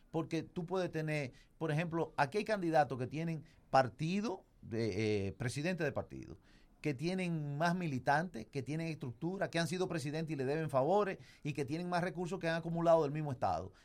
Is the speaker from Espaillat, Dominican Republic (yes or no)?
yes; Moca, Espaillat, Dominican Republic; yo que vengo de Moca